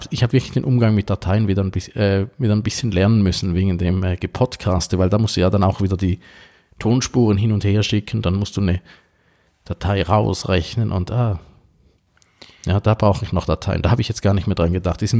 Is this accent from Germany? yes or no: no; Switzerland; als Schweizer.